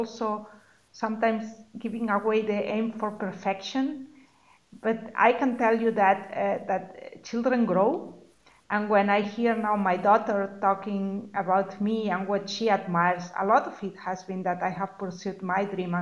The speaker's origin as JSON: {"language": "English", "country": "Spain", "also_born_or_lived": "Germany / Mexico / United States", "moved": "as an adult", "said": "I am originally from Spain."}